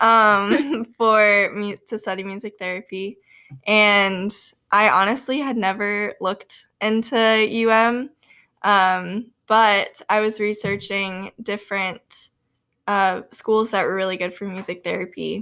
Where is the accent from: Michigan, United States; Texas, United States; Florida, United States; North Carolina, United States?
Florida, United States; Boynton Beach; moved away as an adult; also born or lived in Louisiana; now in Kentucky, United States; I am from Boynton Beach, Florida, actually, which is, like, halfway between West Palm Beach and Boca Raton